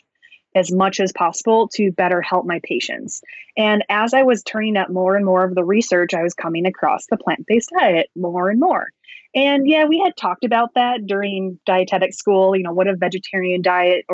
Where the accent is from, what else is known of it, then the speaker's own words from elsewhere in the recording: Wisconsin, United States; I grew up in Wisconsin, which is the dairy state, and dairy is huge here